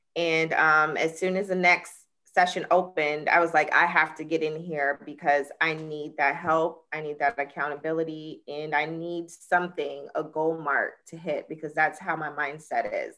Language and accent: English; Jacksonville, Florida, United States; I'm from Jacksonville, Florida